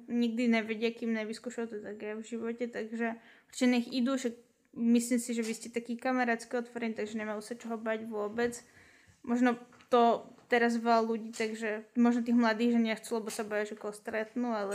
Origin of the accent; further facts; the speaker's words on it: Kunov, Trnava Region, Slovakia; ja som z Kunove inak